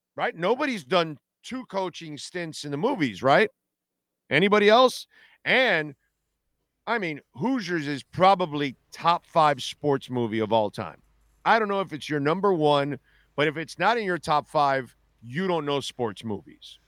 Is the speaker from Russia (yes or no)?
no; Canada; I'm Canadian